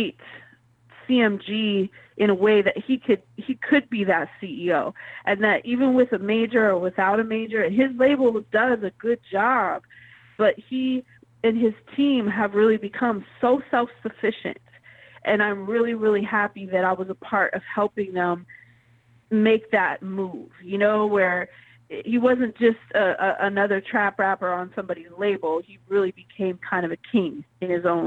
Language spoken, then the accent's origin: English; Pacific Northwest, United States; moved away; also born or lived in the South (US); she brought me up to the Pacific Northwest, so I was fortunate to be raised